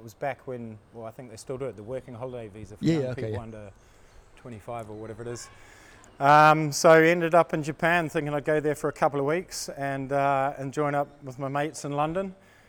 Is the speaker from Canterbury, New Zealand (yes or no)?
yes; Christchurch, Canterbury, New Zealand; moved away; also born or lived in Auckland, New Zealand; I was in Auckland, actually. I'm from Christchurch originally in New Zealand, which is the South Island.